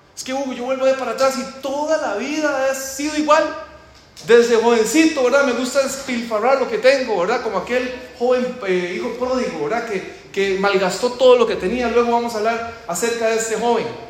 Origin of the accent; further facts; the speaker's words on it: Costa Rica; moved away; Como ustedes ya posiblemente ya lo identificaron con mi acento, yo soy de Costa Rica